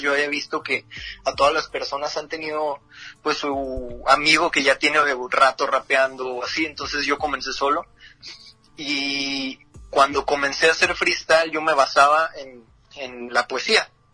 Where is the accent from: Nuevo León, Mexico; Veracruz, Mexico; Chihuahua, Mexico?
Chihuahua, Mexico; Ciudad Juárez; freestyler de Ciudad Juárez, Chihuahua, la frontera grande